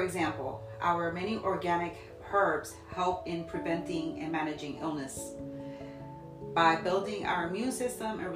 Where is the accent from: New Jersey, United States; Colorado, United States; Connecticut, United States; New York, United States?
New Jersey, United States; Jersey City; now in Ohio, United States; born and raised in Jersey City, currently living in Ohio for some time now